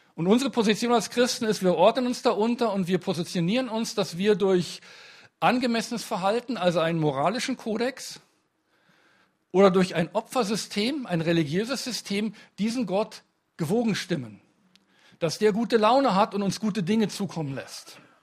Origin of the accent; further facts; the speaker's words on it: Munich, Bavaria, Germany; ich komme aus München